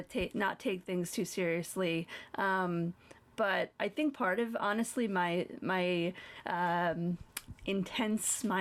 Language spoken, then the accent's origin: English; New York, United States; moved away; also born or lived in Colorado; I am from New York. I only moved to Colorado.